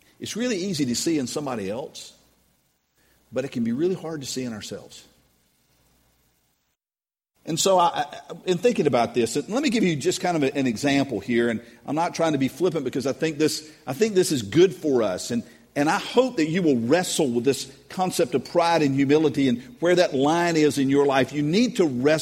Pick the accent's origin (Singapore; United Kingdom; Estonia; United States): United States; I'm an American